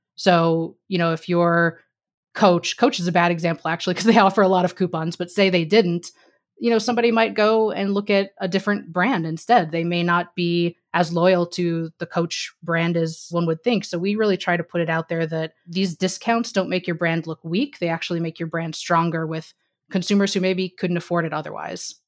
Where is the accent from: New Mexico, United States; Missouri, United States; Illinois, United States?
Missouri, United States; moved away as an adult; also born or lived in New York / California; I grew up in Missouri